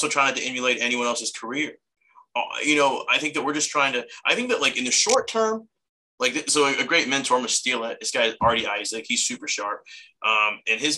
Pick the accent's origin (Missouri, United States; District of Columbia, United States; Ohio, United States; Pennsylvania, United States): Ohio, United States; Columbus; moved away; Like I grew up in Columbus.